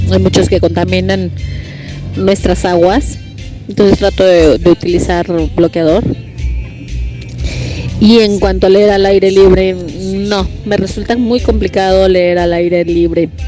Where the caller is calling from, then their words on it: Mar del Plata, Buenos Aires Province, Argentina; Hola Gaby, … … de Mar del Plata.